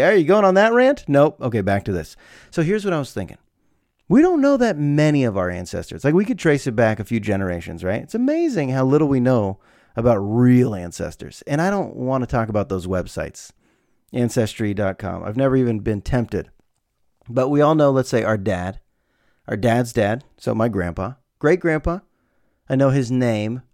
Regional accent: United States; A lot of us here in America

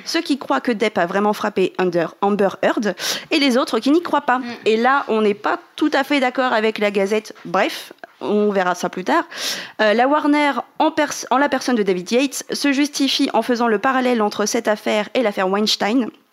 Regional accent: Normandy, France; nous qui sommes normands

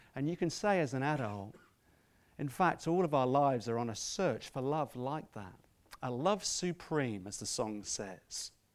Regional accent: Scotland, United Kingdom; I'm Scottish at some point

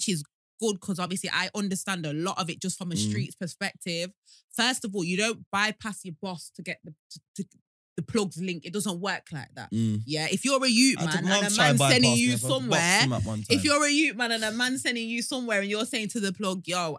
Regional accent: Leicester, East Midlands, United Kingdom; I'm from Highfield.

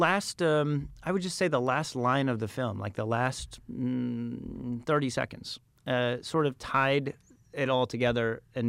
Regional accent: Phoenix, Arizona, United States; moved away; also born or lived in Tempe, Arizona; I grew up in Phoenix.

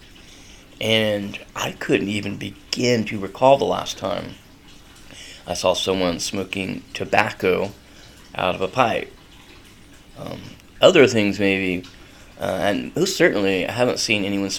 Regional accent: North Carolina, United States; now in Gainesville, United States; I grew up in North Carolina, so it would be weird if you got to school and you did not smell like cigarettes when I was growing up

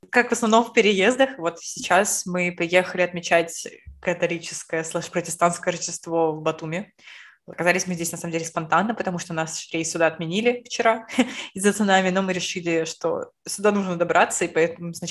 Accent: Saint Petersburg, Russia; мы, лучшие подруги из Петербурга

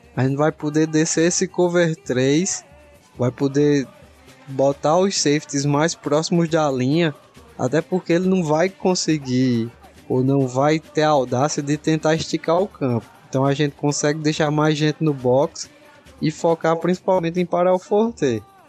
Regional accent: Northeast Region, Brazil; eu sou do Nordeste

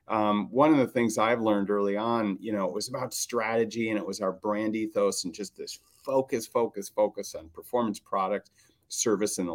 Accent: Minnesota, United States; I grew up in Minnesota

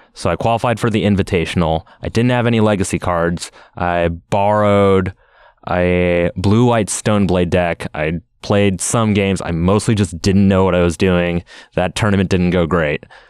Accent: Seattle, Washington, United States; I live in Seattle, Washington, and I won a Grand Prix in my hometown of Seattle

